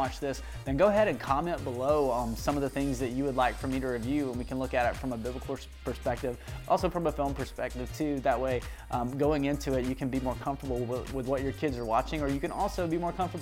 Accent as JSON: {"language": "English", "region": "the Bible Belt", "country": "United States", "tie": "born or raised there", "said": "growing up in the Bible Belt"}